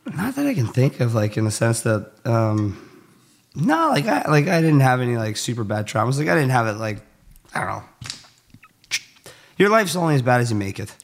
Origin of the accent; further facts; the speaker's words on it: Cold Lake, Alberta, Canada; I grew up in a really small town in, like, northern central Alber-, or northern Alberta, central Canada. Um, it's called Cold Lake.